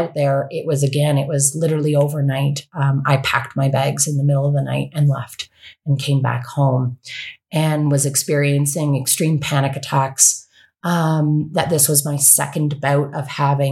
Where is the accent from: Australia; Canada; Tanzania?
Canada; also born or lived in Ontario / West Coast, Canada; I'm from Canada and was living in Ontario